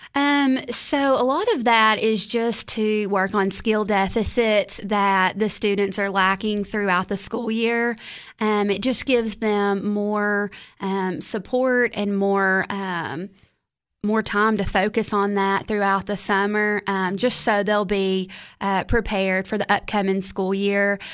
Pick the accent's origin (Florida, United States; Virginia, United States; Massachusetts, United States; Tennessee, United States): Tennessee, United States; Crossville; moved away as an adult; also born or lived in Cookeville, Tennessee; born and raised in Crossville, Tennessee